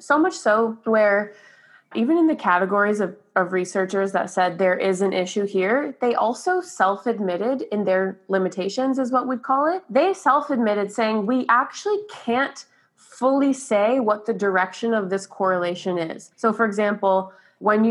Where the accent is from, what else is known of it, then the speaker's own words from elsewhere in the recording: Brampton, Ontario, Canada; I was born and raised in Brampton